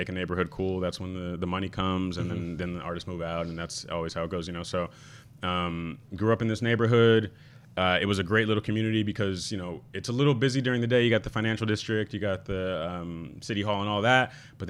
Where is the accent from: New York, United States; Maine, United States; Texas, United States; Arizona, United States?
New York, United States; like a downtown kid, there's just a lot of that around. And a lot of the time when I tell people I'm from Tribeca, they give me like a, okay. But like, really, like, Tribeca wasn't that neighborhood.